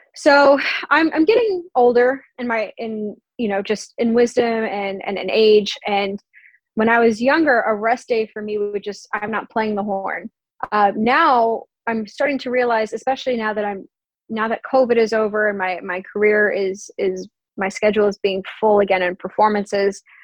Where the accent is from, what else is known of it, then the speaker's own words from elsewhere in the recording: Long Island, New York, United States; moved away; I'm also from Long Island, so I'll go to New York City do the concert, see my family afterwards